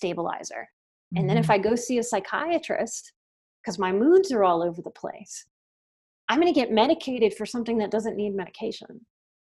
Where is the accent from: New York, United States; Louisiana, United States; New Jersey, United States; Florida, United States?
Louisiana, United States; New Orleans; I'm from New Orleans